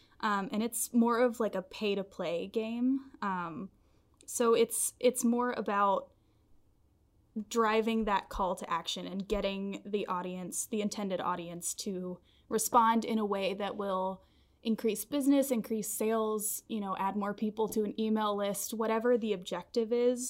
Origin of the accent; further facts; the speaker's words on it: Nashville, Tennessee, United States; Yeah, I was born and raised in Nashville, Tennessee, which from my lack of accent, I don't think anybody would ever guess that.